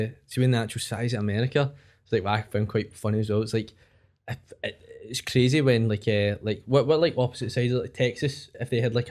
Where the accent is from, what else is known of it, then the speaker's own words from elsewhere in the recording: Glasgow area, Scotland, United Kingdom; that's where I'm from.